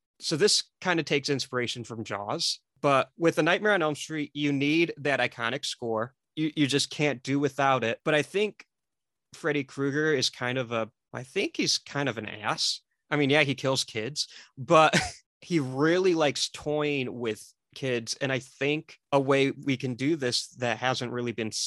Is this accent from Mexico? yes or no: yes; Mexico; I'm Mexican